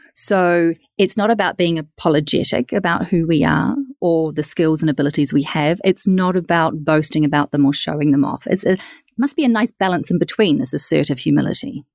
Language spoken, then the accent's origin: English; New Zealand; I'm from New Zealand